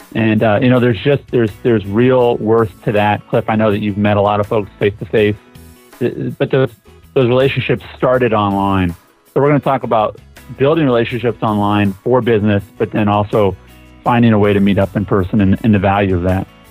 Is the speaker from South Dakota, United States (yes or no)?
yes; Sioux Falls, South Dakota, United States; my hometown in Sioux Falls, South Dakota.